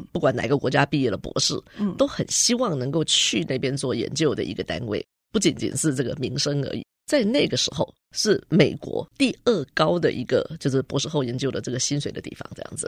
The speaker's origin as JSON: {"language": "Chinese", "country": "Taiwan", "moved": "as an adult", "said": "我们在台湾很多的教育里面"}